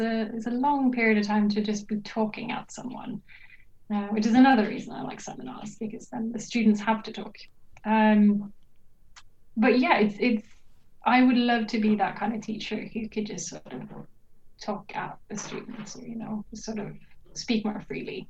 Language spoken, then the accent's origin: English; Norway; moved away as an adult; also born or lived in United Kingdom; now in Sweden; I'm originally from Norway, but right now I'm doing my PhD in Sweden